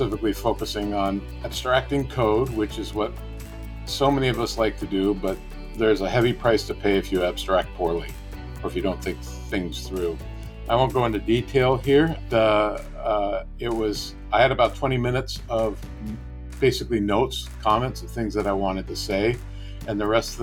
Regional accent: the Northwest, Pacific Northwest, United States; I'm from the Northwest

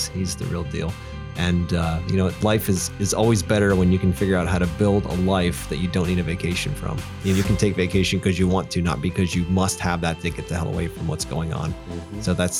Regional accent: Pennsylvania, United States; I was born and raised here in Pennsylvania, and, you know, my family, we traveled all over the United States.

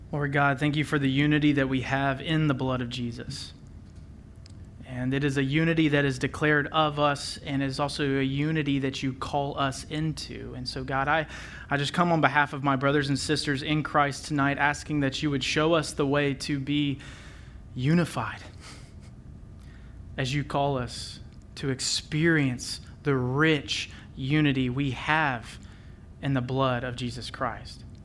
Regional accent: Memphis, Tennessee, United States; I was born and raised in Memphis, Tennessee

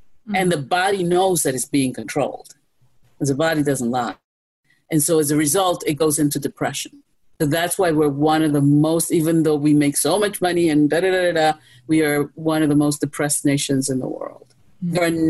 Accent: New York, United States; Look, I'm a New Yorker. I'll always be a New Yorker, okay? In New York, we mind our business, okay?

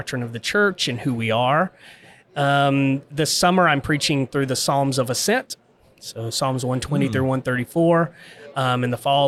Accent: Gulfport, Mississippi, United States; now in Barstow, United States; 7 years old at a vacation Bible school, my pastor at Michael Memorial Baptist Church in Gulfport, Mississippi, shared the gospel

